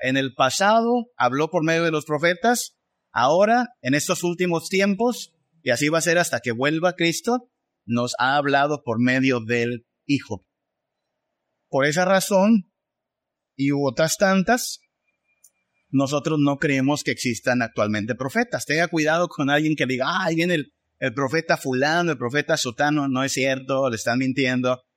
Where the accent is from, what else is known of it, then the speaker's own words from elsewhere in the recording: Mexico; pensamos más como mexicanos, pensamos más como latinos